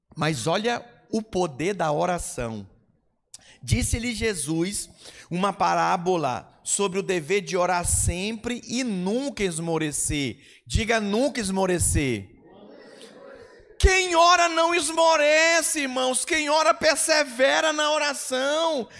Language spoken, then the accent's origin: Portuguese; Brazil; Eu sou brasileiro